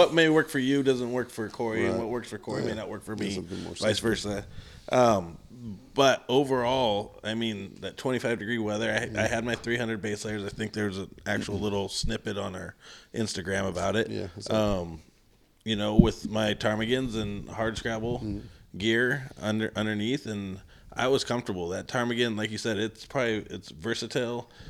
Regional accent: West Coast, United States; I'm from the West Coast

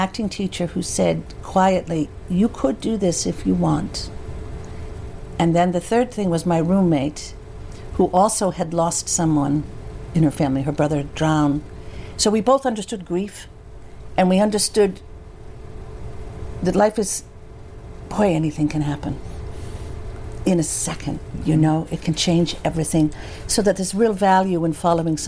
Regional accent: Holyoke, Massachusetts, United States; also born or lived in Worcester; I'm from Holyoke, 45 minutes away.

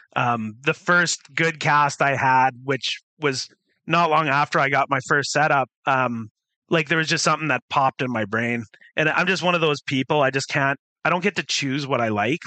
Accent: Surrey, British Columbia, Canada; also born or lived in Summerside, Prince Edward Island / Calgary, Alberta; now in Vancouver, Canada; we lived in South Surrey uh, for a while and then moved uh, into sort of the Cloverdale area, Cloverdale Langley area. And I kind of grew up in that area for most of my teenage years

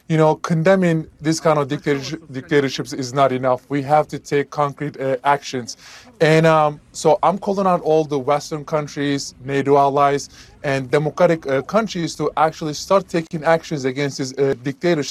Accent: Turkey; now in United States; my home country, Turkey, they revoked my passport

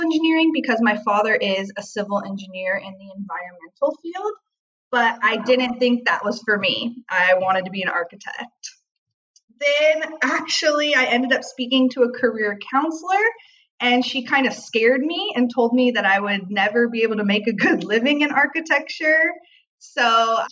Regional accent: Long Beach, California, United States; I grew up in Long Beach, California

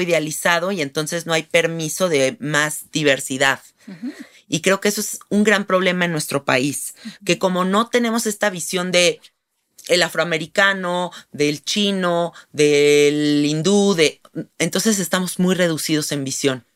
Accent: Mexico; Siendo mexicanas, nosotros vivimos en un país donde sí hay diversidad

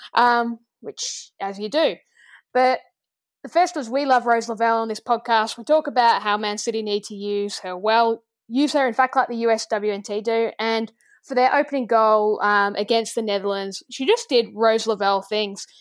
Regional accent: Australia; we're Australian

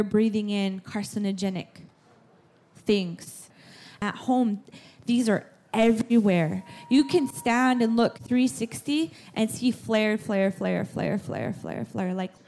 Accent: North Dakota, United States; I am from the United States in North Dakota.

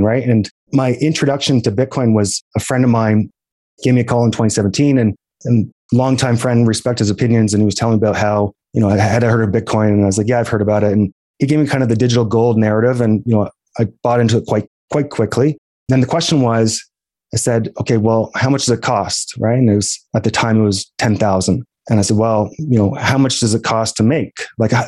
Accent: East Coast of Canada, Canada; moved away as an adult; now in Calgary, Canada; I'm from the East Coast of Canada. I got a one-way plane ticket for graduation gift and I moved out to Calgary, Alberta

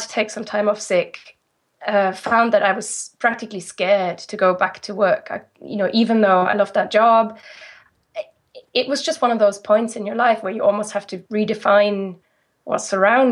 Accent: Rhineland-Palatinate, Germany; English is a second language; moved away as an adult; now in United Kingdom; I'm from the Moselle Valley

